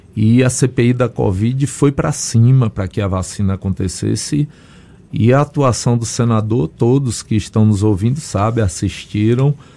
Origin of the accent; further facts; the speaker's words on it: Conceição do Coité, Bahia, Brazil; Eu fui secretário de saúde no município interior, em Conceição do Coité, minha terra natal